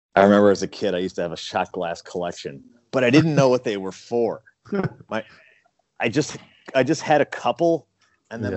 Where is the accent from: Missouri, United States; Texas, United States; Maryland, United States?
Missouri, United States; St. Louis; growing up in St. Louis